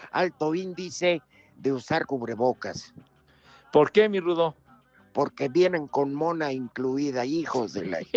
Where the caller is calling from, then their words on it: Iztacalco, Mexico City, Mexico; ¿De dónde nos llamas? Iztacalco.